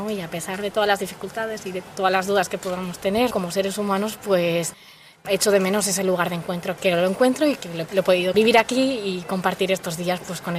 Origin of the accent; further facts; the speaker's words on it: Basque Country, Spain; Y vengo del País Vasco y es la primera vez que estoy aquí con la comunidad de Piedras Vivas